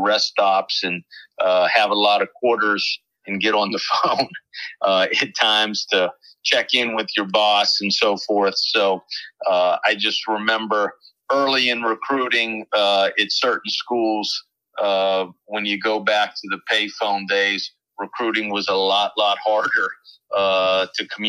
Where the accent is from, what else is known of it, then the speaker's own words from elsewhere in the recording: Pittsburgh, Pennsylvania, United States; moved away; I grew up in Pittsburgh